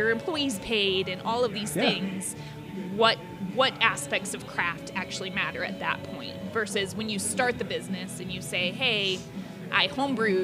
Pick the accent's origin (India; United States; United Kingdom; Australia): United States; Ohio; I'm from Ohio